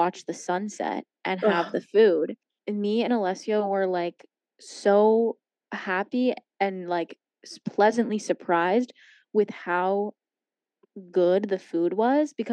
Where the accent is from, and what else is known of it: California, United States